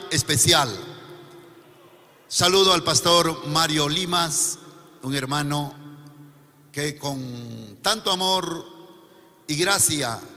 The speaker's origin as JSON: {"language": "Spanish", "town": "Tingo María", "region": "Huánuco", "country": "Peru", "also_born_or_lived": "Lima, Peru", "moved": "yes", "said": "soy del departamento de Huánuco, el centro del Perú, casi como esto, de un distrito Tingo María que es parte de la selva."}